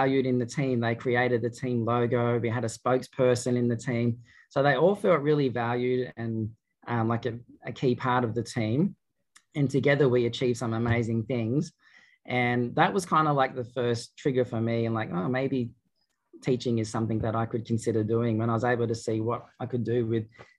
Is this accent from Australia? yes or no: yes; Albury, New South Wales, Australia; my hometown of Albury-Wodonga